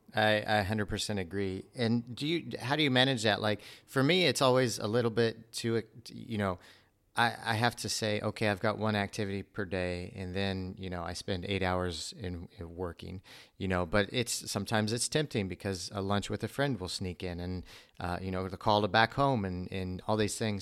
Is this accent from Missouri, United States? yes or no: yes; Missouri, United States; I grew up in Missouri